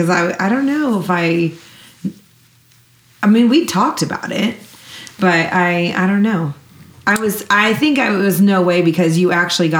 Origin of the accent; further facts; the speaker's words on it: Chicago, Illinois, United States; moved away as an adult; also born or lived in Joplin, Missouri / Oregon; I grew up in Chicago area my entire life.